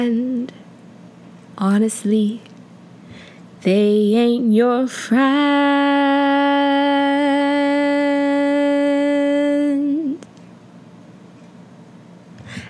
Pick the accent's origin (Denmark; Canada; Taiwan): Canada; also born or lived in United Kingdom / Nigeria; I grew up most of my life in Canada, 10 and on, eh? But, like, in my hearts of hearts, I'm a Brit. In my hearts of heart, I'm a Brit. And in my soul of soul, I'm a Nigerian woman